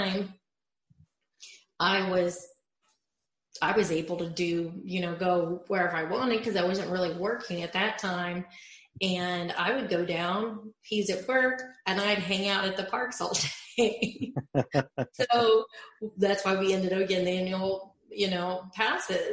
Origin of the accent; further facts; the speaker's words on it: Ohio, United States; I grew up in Ohio, so that's quite far away from Orlando